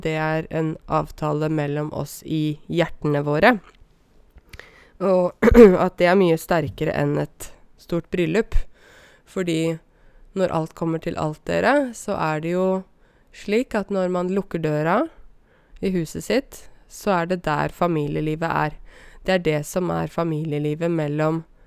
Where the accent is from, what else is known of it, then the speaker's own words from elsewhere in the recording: Åmot, Buskerud, Norway; also born or lived in Drammen; de skulle da flytte fra Drammen, der de bodde først, til Åmot, der jeg vokste opp